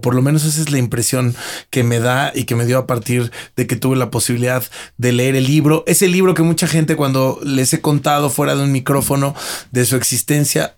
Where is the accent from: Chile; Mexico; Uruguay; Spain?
Mexico; viviendo, naciendo y estudiando y creciendo en México